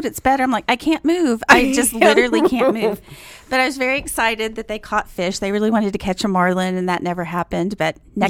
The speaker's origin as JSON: {"language": "English", "town": "New York City", "region": "New York", "country": "United States", "said": "being a New Yorker and everything, you're really mm-hmm. big into keeping the buildings as is."}